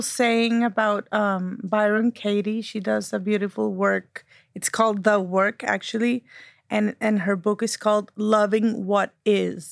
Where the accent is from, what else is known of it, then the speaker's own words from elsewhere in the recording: Monterrey, Nuevo León, Mexico; moved away as an adult; now in United States; we share a common background. We're from Monterrey. Life put us in the US for uh, different reasons